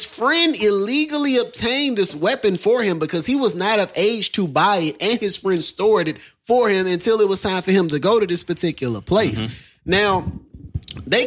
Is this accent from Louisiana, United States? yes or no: yes; Vidalia, Louisiana, United States; also born or lived in Baton Rouge, Louisiana; I grew up in Vidalia, Louisiana.